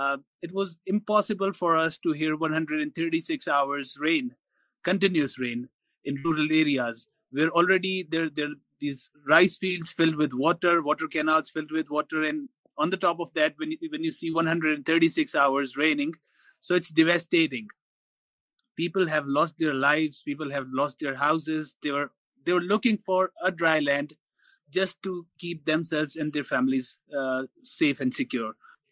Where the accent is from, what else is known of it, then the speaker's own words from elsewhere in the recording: Sohbatpur, Balochistan, Pakistan; that is Sobatpur and other areas, because I come from Sobatpur.